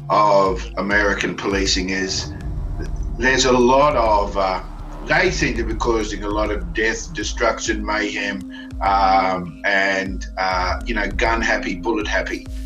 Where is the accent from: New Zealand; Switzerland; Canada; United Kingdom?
New Zealand; also born or lived in Australia; as a New Zealander slash Australian, um, I, am kind of mystified by how these processes work in America